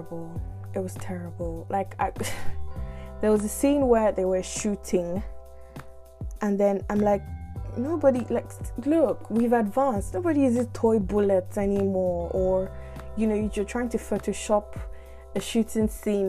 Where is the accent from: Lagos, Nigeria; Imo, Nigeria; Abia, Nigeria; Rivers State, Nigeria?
Imo, Nigeria; Owerri; I'm from Owerri